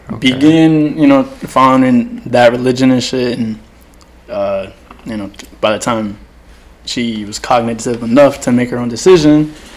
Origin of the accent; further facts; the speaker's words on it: Somerset, New Jersey, United States; moved away as an adult; now in Logan, Utah, United States; So I grew up here, Jersey, in Somerset.